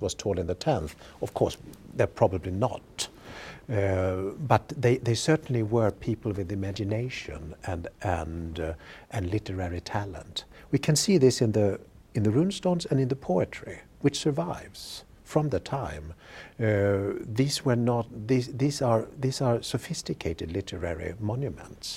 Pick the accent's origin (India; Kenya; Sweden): Sweden; moved away; I grew up in Sweden and, uh, you know, elementary school, we learned about these things.